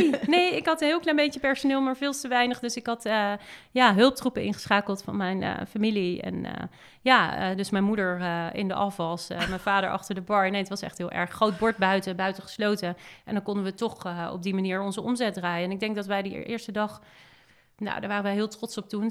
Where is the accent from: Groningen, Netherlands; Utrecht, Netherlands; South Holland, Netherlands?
South Holland, Netherlands; Hillegom; also born or lived in Amsterdam; daar ben ik opgegroeid in Hillegom